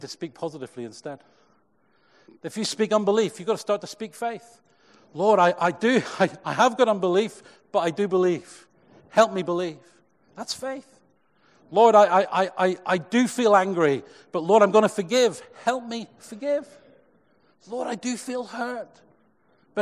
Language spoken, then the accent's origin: English; Cheltenham, South West England, United Kingdom; when I was a youth leader in my first church growing up in Cheltenham